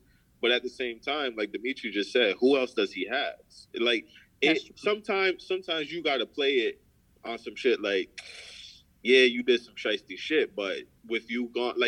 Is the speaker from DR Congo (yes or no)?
no; Jamaica; I'm Jamaican